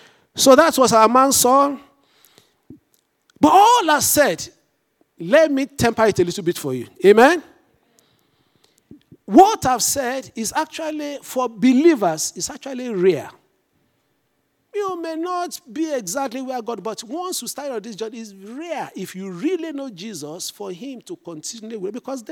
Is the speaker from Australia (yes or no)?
no; England, United Kingdom; Since I'm English and British trained, I stay with route for R-O-U-T-E.